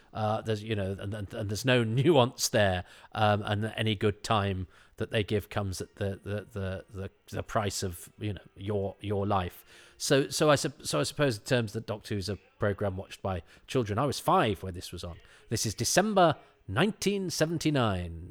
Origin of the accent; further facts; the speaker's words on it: the Midlands, England, United Kingdom; I'm from the Midlands